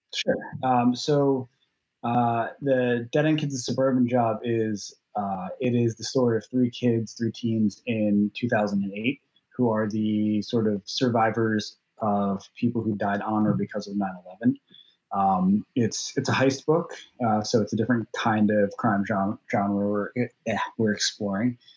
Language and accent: English; southern shore of the Raritan Bay, New Jersey, United States; i grew up in New Jersey on the southern shore of the Raritan Bay, which looks directly across to southern Manhattan